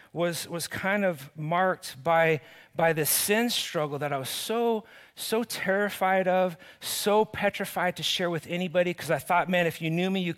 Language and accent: English; Cottonwood, United States; I grew up here in Cottonwood